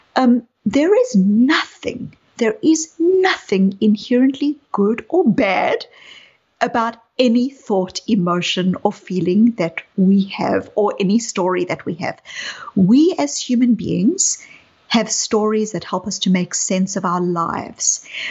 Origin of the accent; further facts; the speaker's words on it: South Africa; you can hear from my accent that I um, grew up in apartheid South Africa. I was a white South African growing up in apartheid South Africa.